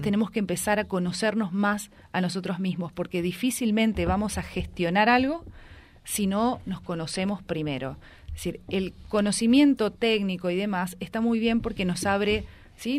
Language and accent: Spanish; Reconquista, Santa Fe, Argentina; donde yo nací, donde crecí